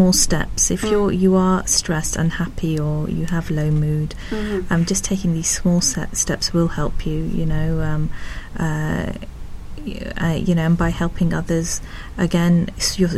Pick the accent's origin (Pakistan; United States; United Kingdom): Pakistan; moved away; I'm originally from Pakistan